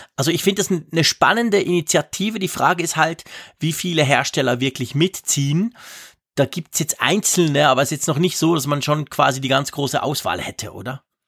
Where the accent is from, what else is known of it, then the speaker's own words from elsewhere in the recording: Switzerland; ich bin ein Schweizer